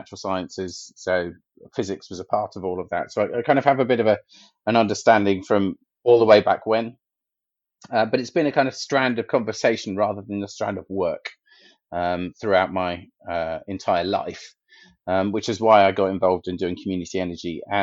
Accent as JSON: {"language": "English", "town": "Milton Keynes", "region": "South East England", "country": "United Kingdom", "tie": "born or raised there", "said": "my hometown of Milton Keynes"}